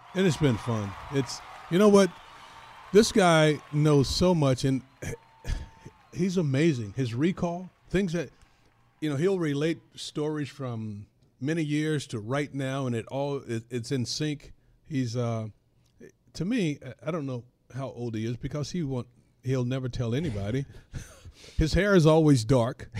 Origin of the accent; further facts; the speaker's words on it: North Carolina, United States; I grew up in North Carolina